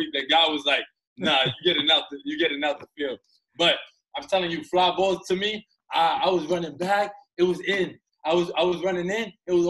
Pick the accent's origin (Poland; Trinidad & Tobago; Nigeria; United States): United States; New York City, New York; born and raised in New York City. I'm 27 years old, come from an Afro-Latino background.